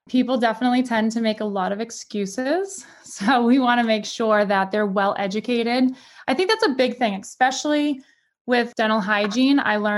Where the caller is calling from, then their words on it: Massachusetts, United States; I am just right outside Boston, Massachusetts.